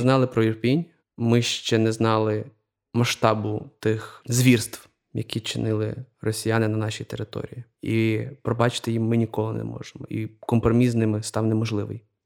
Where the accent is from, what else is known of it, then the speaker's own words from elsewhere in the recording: Galicia, Ukraine; я е, з Галичини, і я дуже багато напевно виховувався якихось таких церковних